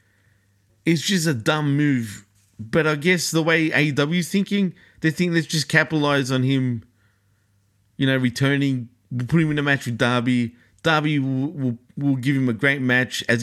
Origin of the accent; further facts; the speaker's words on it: Australia; accent: Aussie; my great Aussie accent